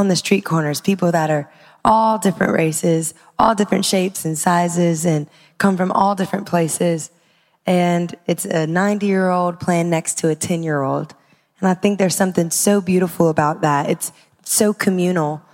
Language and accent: English; Baton Rouge, Louisiana, United States; I was raised on Coffee Call